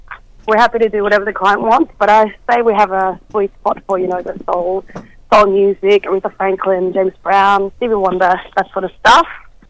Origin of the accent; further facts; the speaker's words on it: Sweden; now in Australia; I'm from Sweden